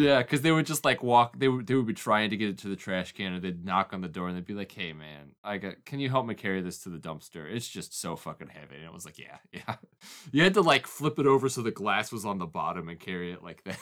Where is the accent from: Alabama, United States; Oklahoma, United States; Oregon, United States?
Oklahoma, United States; growing up in Oklahoma